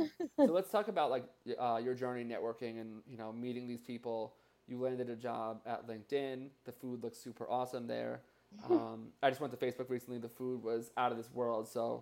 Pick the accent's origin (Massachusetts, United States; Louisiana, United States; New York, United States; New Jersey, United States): New Jersey, United States; Oh, I'm from New Jersey, too.